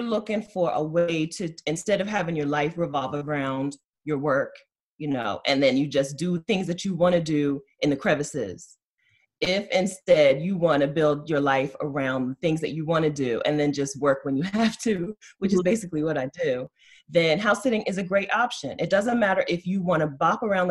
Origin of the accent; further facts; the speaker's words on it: Delaware, United States; I'm from Delaware. I'm right now kind of like self-quarantined in Dover, Delaware.